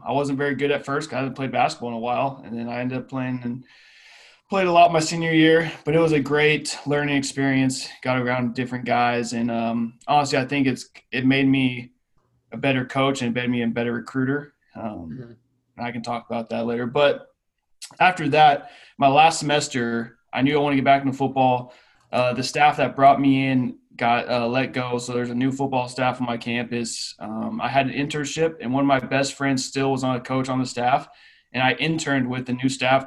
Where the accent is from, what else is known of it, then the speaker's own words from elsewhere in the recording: western Colorado, United States; moved away as an adult; now in Pullman, United States; I'm from Colorado. I grew up in a small town in western Colorado.